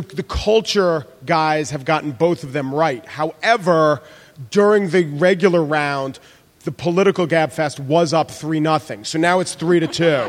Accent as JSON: {"language": "English", "region": "New York", "country": "United States", "said": "I'm from New York"}